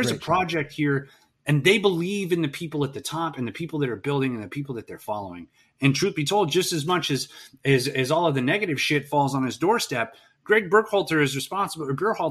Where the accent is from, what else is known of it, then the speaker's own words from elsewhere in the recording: United States; as an American soccer fan